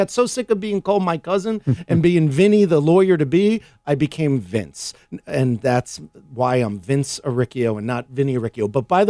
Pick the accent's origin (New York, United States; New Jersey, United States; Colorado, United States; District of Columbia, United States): New York, United States; New York City; now in Chicago, United States; I grew up in Brooklyn, New York.